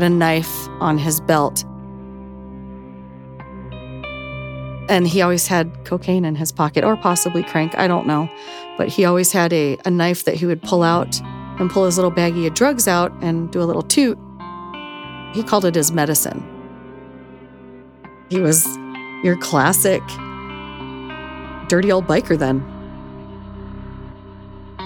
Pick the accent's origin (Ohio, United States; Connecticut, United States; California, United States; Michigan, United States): Ohio, United States; Cleveland; moved away; growing up in Cleveland back in the 70s